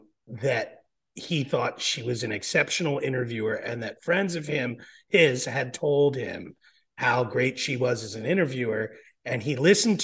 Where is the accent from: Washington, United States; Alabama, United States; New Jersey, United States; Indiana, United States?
New Jersey, United States; accent: Southern; And yeah, I do have a little bit of a Southern accent, though I'm from New Jersey.